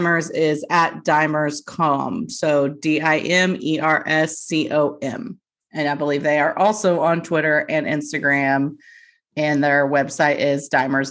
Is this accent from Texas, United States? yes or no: yes; North Texas, United States; we are from the North Texas area